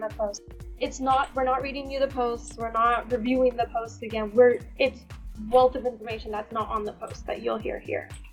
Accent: United States; I'm South Indian. I'm Gujarati, so but I was born and raised here in the states.

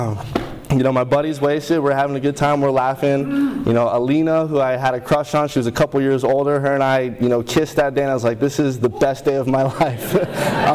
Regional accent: Honolulu, Hawaii, United States; I grew up in Honolulu, Hawaii.

